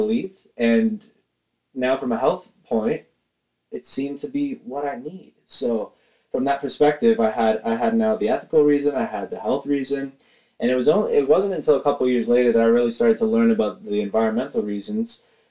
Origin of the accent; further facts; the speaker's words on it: Caledon, Ontario, Canada; I'm from Caledon, Ontario, Canada